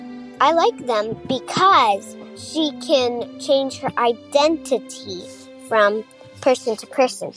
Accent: Cedar Rapids, Iowa, United States; I am 8 years old. I am from Cedar Rapids, Iowa

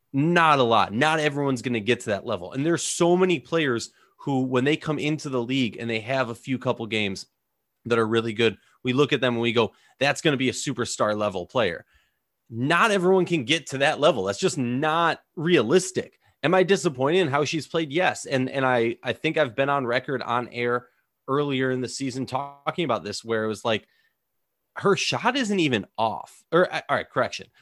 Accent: Minnesota, United States; I'm from Minnesota

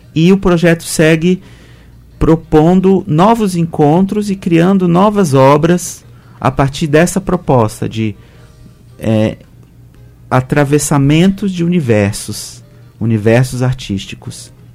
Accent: Belo Horizonte, Minas Gerais, Brazil; Eu sou mineiro, de Belo Horizonte

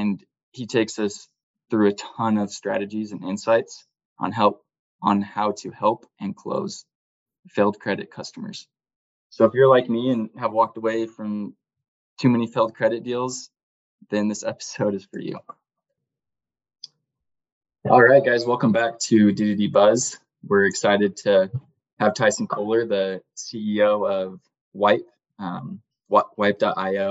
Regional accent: Cedar City, Utah, United States; I grew up in Cedar City

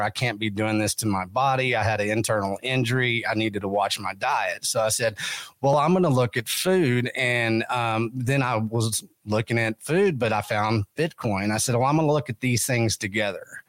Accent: West Texas, United States; I come from West Texas

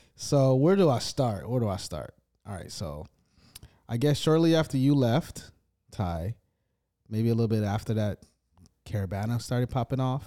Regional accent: United States; I'm the American

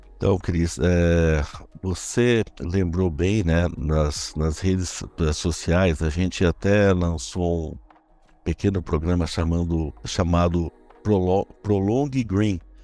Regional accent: interior of São Paulo, Brazil; accent: caipira; eu nasci no interior, eu sou caipira no interior aqui de São Paulo

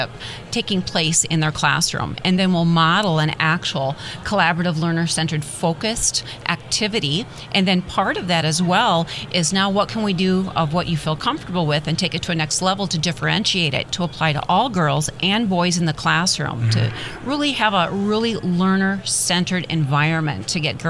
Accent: Midwest, United States; I'm originally from the Midwest, and I'm very proud Midwest girl here

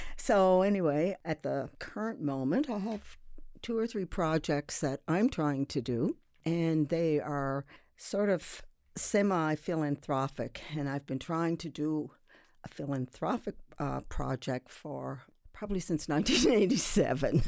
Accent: Sydney, Nova Scotia, Canada; now in Halifax, Canada; I'm from Sydney, uh, and to be even more precise, I'm from Whitney Pear.

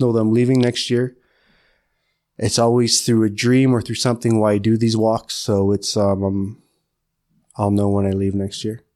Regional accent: Curve Lake First Nation, Ontario, Canada; I'm from Curve Lake First Nation

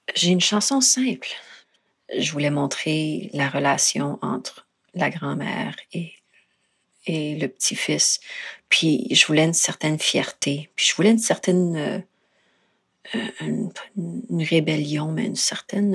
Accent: Saskatoon, Saskatchewan, Canada; j'ai grandi à Saskatoon

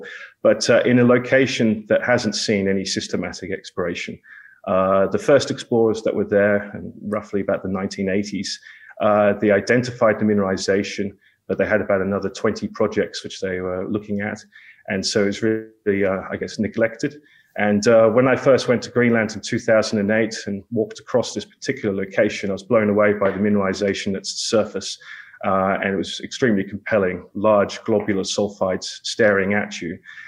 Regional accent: England, United Kingdom; also born or lived in Australia; I'm from England and educated in Australia.

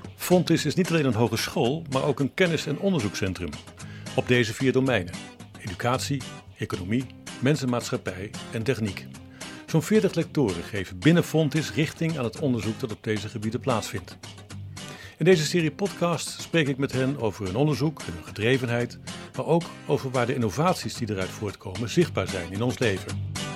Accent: Nijmegen, Gelderland, Netherlands; ik kom uit Nijmegen

